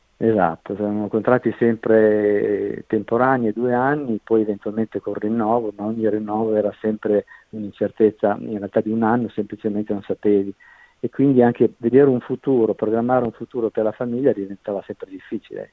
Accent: Italy; moved away as an adult; also born or lived in Scotland / Netherlands; now in Australia; abbiamo lasciato l'Italia praticamente nel 96

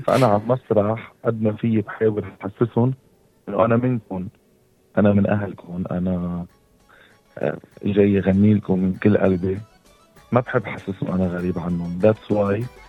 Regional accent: Hasbaya, South Lebanon, Lebanon; accent: Lebanese; أنا آه، لبناني من منطقة حصبية بجدوب وساكن بالجبل

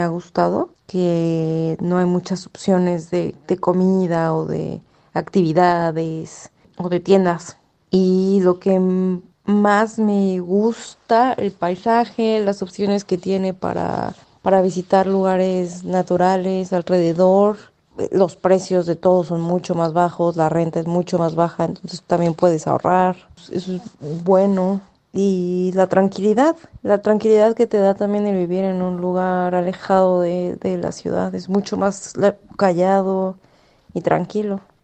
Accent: Mexico City, Mexico; moved away as an adult; also born or lived in Sydney, Australia / Armidale, Australia; now in Glenrowan, Australia; yo soy de la Ciudad de México, en México

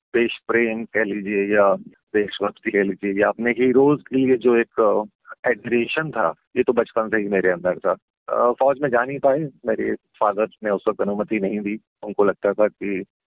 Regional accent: Agra, Uttar Pradesh, India; मैं आगरा शहर से हूँ और वहाँ कंटोनमेंट एरिया में रहता था

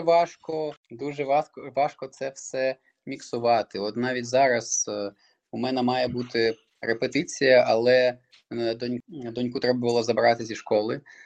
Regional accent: Crimea, Ukraine; moved away; я сам з Криму, як той казав, і можна сказати, двічі Росія забрала мій дім. Перший раз це Крим, де я народився

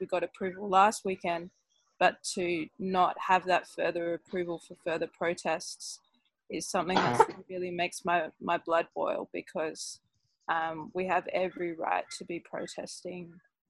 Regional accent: Australia

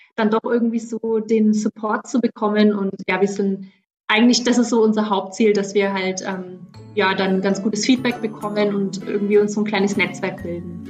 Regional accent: Middle Franconia, Bavaria, Germany; accent: southern German; moved away as an adult; now in Gympie, Australia; ich bin aus Mittelfranken, falls man es nicht hört

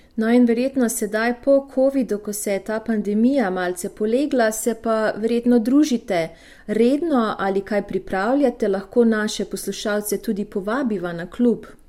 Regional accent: Slovenia; smo Slovenci

